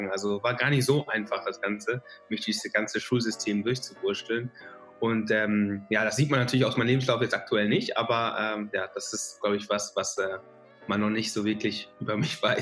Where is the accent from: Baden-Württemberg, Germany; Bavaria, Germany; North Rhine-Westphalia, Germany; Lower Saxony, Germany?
North Rhine-Westphalia, Germany; ist auch so gefühlt halt NRW meine Heimat, sage ich mal, in Deutschland.